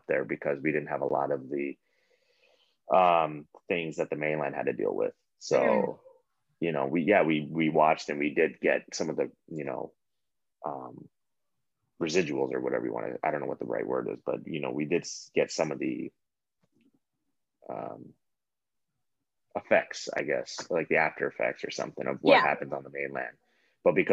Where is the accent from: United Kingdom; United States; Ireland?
United States; Waikoloa Village, Hawaii; moved away; I grew up in a place called Waikoloa Village, which is surrounded by lava rock